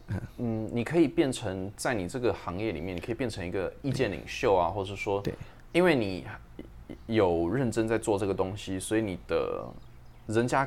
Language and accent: Chinese; Taipei, Taiwan; 还是说因为我是因为我台北市长大的，我们我从小就跟比较传统的。